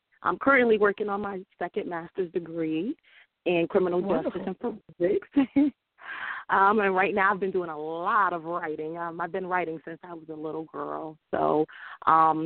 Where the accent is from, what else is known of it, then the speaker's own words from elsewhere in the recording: New Haven, Connecticut, United States; I'm from Connecticut, New Haven, Connecticut.